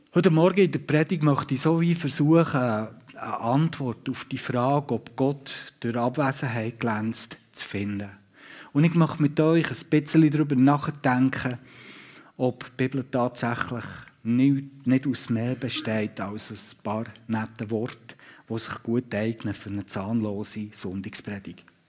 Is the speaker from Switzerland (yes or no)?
yes; Switzerland; hier bei uns in der Schweiz